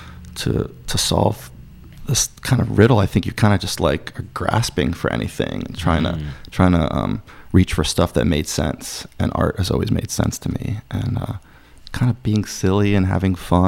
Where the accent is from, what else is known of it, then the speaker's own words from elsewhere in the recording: Durham, North Carolina, United States; I started a cooperative art gallery in my my hometown of Durham